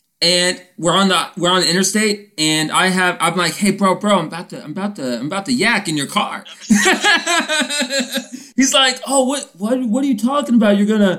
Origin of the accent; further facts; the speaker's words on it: Tyesville, Florida, United States; So I'm at this, like, middle of nowhere bar in my hometown, right? From Tyesville, Florida, middle of nowhere town.